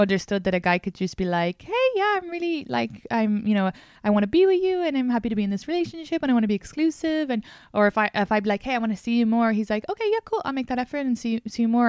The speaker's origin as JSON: {"language": "English", "country": "Ireland", "tie": "born or raised there", "moved": "yes", "said": "I grew up in Ireland"}